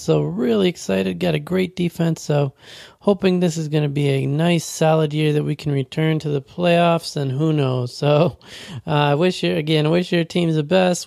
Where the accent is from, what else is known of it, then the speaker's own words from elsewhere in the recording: Western New York, United States; Grew up in, uh, Western New York by the Buffalo Bills